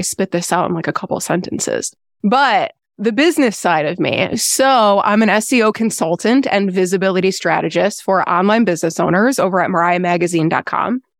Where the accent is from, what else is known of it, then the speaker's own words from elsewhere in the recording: Buffalo, New York, United States; moved away as an adult; also born or lived in North Carolina; now in Lake Toxaway, United States; born and raised in Buffalo, New York